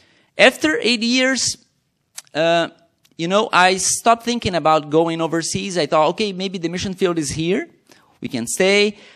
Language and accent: English; Brazil; moved away as an adult; also born or lived in southern Brazil; now in Quebec, Canada; I came from Brazil. I'm a missionary in Quebec. I'm married. We have 2 children